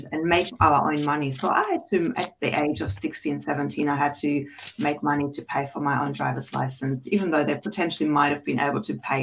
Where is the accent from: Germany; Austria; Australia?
Germany; I grew up in Germany with two parents who were children in post-World War II